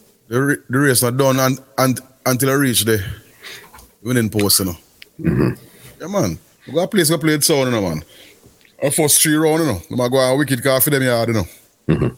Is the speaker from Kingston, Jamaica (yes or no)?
yes; Kingston, Jamaica; I come from Greenwich Farm